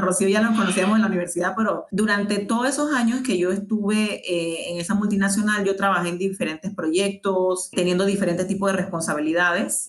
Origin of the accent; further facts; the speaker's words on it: Colón, Panama; also born or lived in Panama City, Panama / Chiriquí, Panama; yo soy de Colón